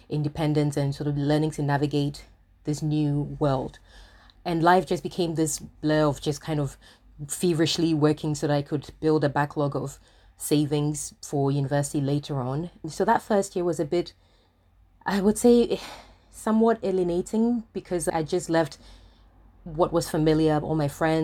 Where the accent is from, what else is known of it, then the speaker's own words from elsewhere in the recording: Ghana; moved away as an adult; also born or lived in Paris, France; now in London, United Kingdom; My hometown is Ghana. And I was 18 when I left to move to London.